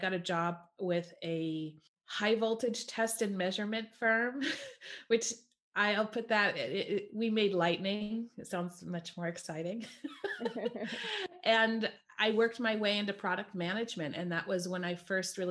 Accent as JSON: {"language": "English", "region": "California", "country": "United States", "tie": "born or raised there", "also_born_or_lived": "East Coast of the US", "moved": "as an adult", "said": "I grew up in California"}